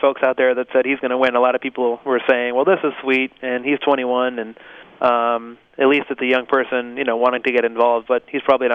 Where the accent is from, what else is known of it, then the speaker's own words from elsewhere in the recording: Holyoke, Massachusetts, United States; I grew up in Holyoke. I was born and raised here, went to the public schools